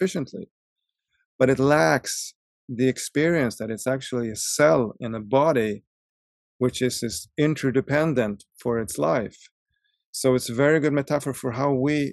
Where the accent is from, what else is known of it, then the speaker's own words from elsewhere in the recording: Stockholm, Stockholm County, Sweden; moved away as an adult; also born or lived in Russia; I grew up in Stockholm